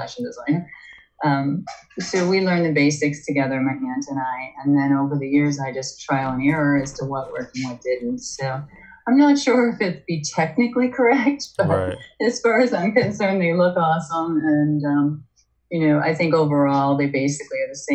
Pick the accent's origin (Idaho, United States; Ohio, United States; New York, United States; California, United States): Ohio, United States; Northeast; I grew up in Northeast Ohio